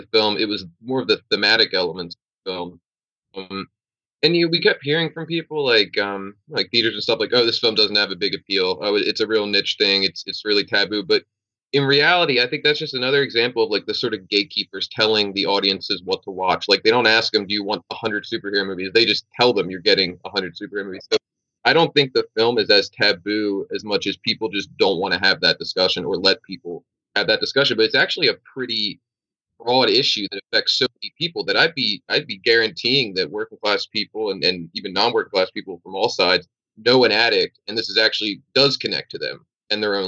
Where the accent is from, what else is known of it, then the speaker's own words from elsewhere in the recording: Pennsylvania, United States; I'm from Pennsylvania